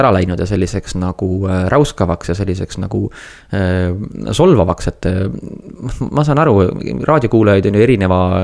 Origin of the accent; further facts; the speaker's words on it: Estonia; oleme ikka eestlased